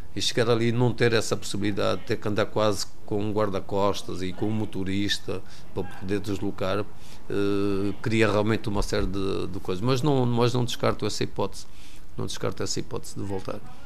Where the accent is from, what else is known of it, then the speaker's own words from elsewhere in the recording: Luanda, Luanda Province, Angola; moved away as an adult; now in Portugal; Sou natural de Luanda, Angola